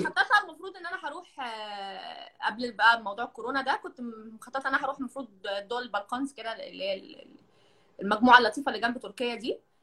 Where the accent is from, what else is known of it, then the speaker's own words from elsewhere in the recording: Egypt; now in Kuwait; احنا يعني كمصريين